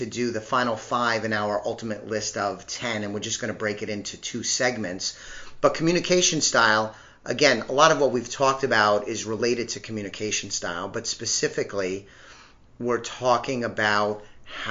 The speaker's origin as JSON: {"language": "English", "region": "New York", "country": "United States", "said": "I'm a New Yorker at heart"}